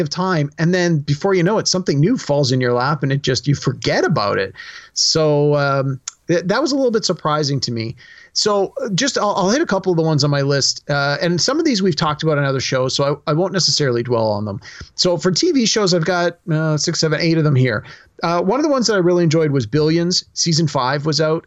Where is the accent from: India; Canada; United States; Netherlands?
Canada; as a Canadian